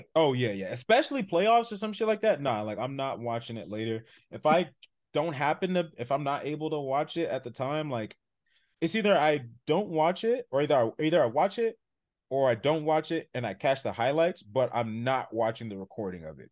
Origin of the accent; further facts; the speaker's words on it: San Diego, California, United States; I grew up in San Diego, born and raised